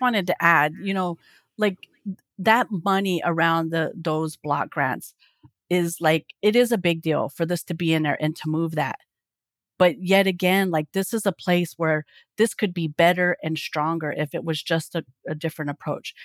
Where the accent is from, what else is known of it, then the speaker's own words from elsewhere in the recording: Oklahoma, United States; I live in Oklahoma. I'm from Oklahoma